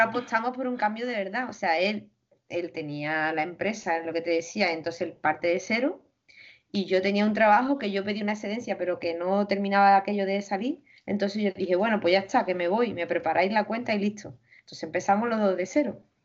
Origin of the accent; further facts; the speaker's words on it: Spain; yo vengo de España